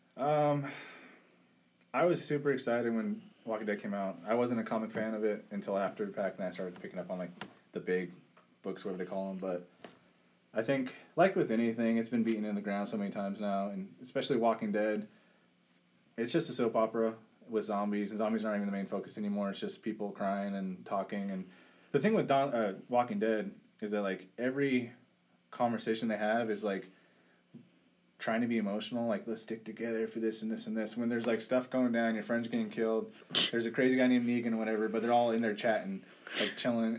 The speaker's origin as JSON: {"language": "English", "region": "California", "country": "United States", "said": "I'm from California"}